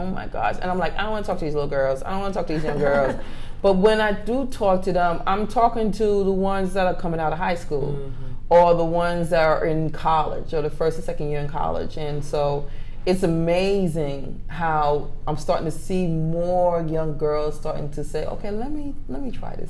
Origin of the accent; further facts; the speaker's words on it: New York, United States; now in Atlanta, United States; I'm just originally from New York, traveled on a plane.